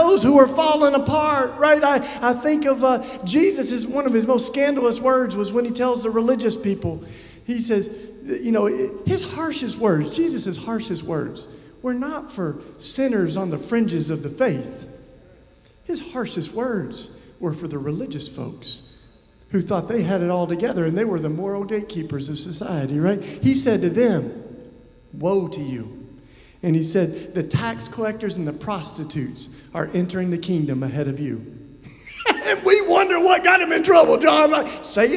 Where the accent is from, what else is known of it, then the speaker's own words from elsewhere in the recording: Tennessee, United States; I first started visiting folks on death row in my home state of Tennessee.